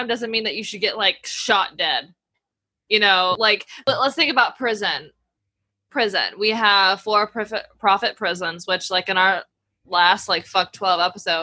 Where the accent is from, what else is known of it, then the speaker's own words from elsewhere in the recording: the South, United States; I was raised in the South